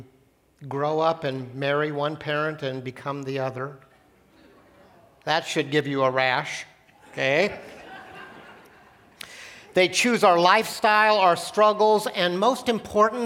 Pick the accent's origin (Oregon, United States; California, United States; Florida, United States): Oregon, United States; Portland; also born or lived in Gresham, Oregon; When I was in third grade, I grew up in Portland. My parents decided that the city of Portland, urban Portland, was too dangerous to grow up in, so we moved out to the country